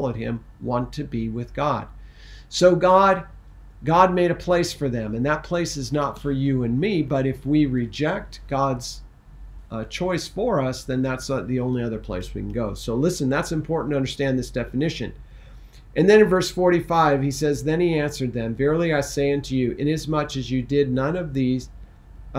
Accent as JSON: {"language": "English", "region": "Missouri", "country": "United States", "tie": "born or raised there", "said": "I was born in Missouri"}